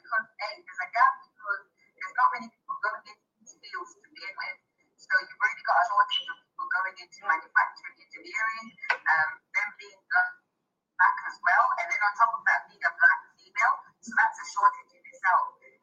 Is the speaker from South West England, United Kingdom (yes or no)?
no; Nottingham, East Midlands, United Kingdom; I come from Nottingham, and Nottingham is very diverse, very multicultural.